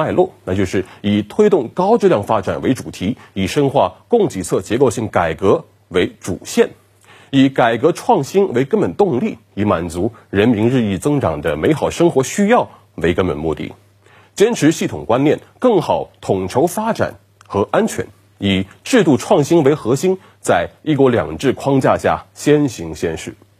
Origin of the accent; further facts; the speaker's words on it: Shenzhen, Guangdong, China; 作为一个深圳人，